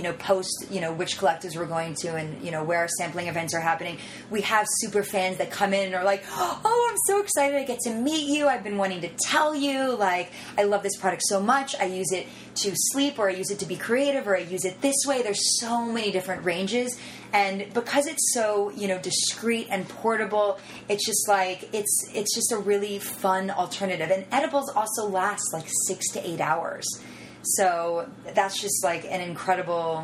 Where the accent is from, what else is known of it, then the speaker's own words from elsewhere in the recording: Miami, Florida, United States; I grew up in Miami.